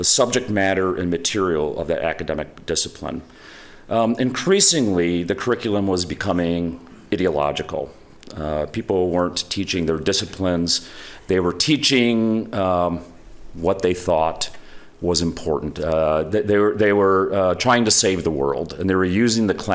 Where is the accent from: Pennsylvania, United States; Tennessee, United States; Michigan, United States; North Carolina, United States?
Michigan, United States; Holland; I grew up in Holland, Michigan, so I was, you know, teaching a few blocks from where I grew up.